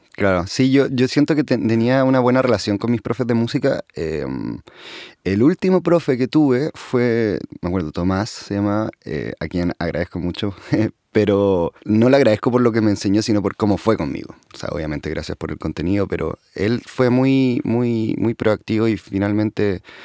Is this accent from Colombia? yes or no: no; Santiago, Santiago Metropolitan Region, Chile; sé dónde nací, en Santiago.